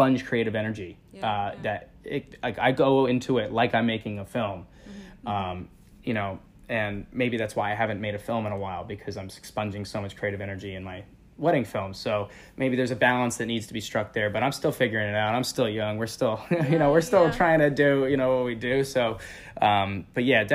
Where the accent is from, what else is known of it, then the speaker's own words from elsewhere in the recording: Northeast tri-state area, United States; born and raised in the Northeast tri-state area.